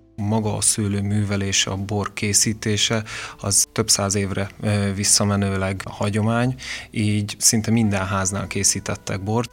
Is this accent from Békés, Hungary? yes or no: no; Veszprém, Veszprém County, Hungary; moved away as an adult; also born or lived in Mátra; Én az ország másik végéről jöttem vissza, mert ugye én Veszprémi születésű vagyok